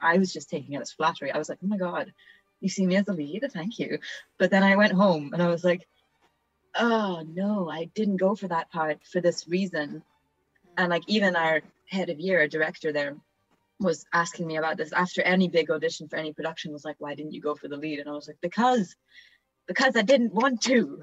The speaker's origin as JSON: {"language": "English", "region": "Vienna", "country": "Austria", "tie": "born or raised there", "moved": "yes", "said": "I'm uh, half Italian, half Australian actor, but I grew up in Vienna"}